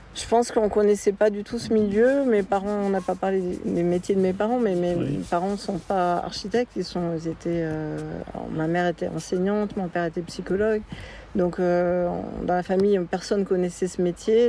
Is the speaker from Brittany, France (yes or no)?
no; Tarbes, Occitania, France; je suis né à Tarbes